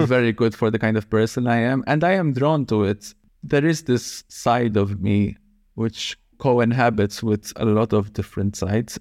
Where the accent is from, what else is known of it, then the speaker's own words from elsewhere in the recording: Malta; I was born and raised in Malta